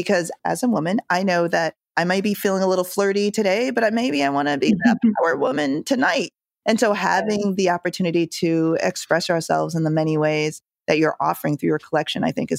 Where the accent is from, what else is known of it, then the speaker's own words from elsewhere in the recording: Jamaica; born there; I was born in Jamaica. My parents immigrated here.